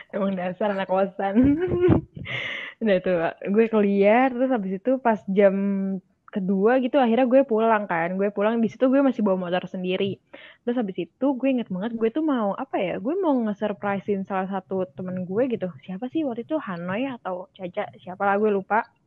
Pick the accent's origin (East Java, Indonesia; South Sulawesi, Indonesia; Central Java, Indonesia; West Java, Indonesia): West Java, Indonesia; Bekasi; moved away as an adult; also born or lived in Jatinangor; gue dari Bekasi